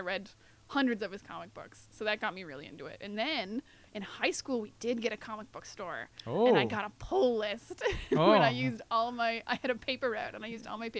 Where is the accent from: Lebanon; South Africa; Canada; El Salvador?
Canada; New Brunswick; we didn't have a comic book store in my hometown. I'm from New Brunswick, real small town.